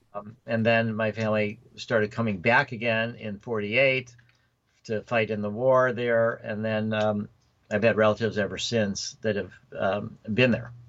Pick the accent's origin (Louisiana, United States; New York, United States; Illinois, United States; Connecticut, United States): Illinois, United States; Chicago area; also born or lived in Oak Park, Illinois / Skokie, Illinois / Winnetka, Illinois; I was uh, born in Oak Park. Well, Michael Reese Hospital um, in Chicago. Then I lived in Oak Park till I was a couple years. Then I lived in Skokie.